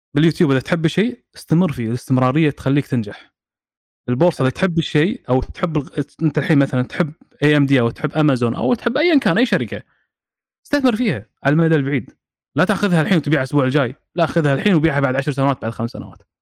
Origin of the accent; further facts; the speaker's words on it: Kuwait; عندنا بالكويت